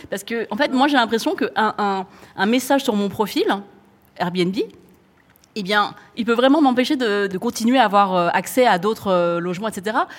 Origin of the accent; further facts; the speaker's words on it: France; je suis française, chinoise, cambodgienne de par ma, ma famille